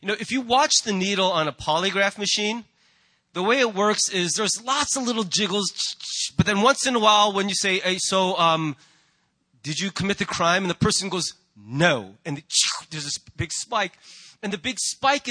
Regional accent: United States; as an American

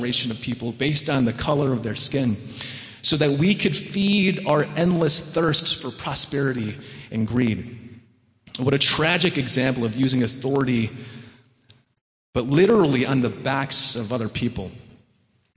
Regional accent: Wheaton, Illinois, United States; now in New York, United States; I grew up in the Chicago suburbs in Wheaton, the Disneyland of America

